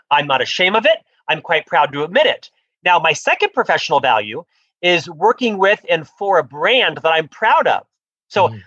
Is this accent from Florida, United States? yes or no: yes; Orlando, Florida, United States; moved away as an adult; also born or lived in Provo, Utah; now in Salt Lake City, United States; I'm originally from Orlando, Florida, where I lived the first half of my life